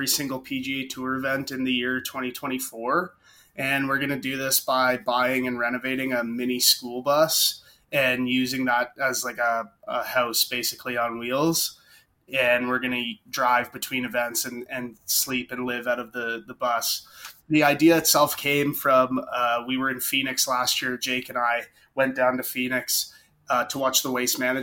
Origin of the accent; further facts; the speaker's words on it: Burlington, Ontario, Canada; we're all from the same city just outside of Toronto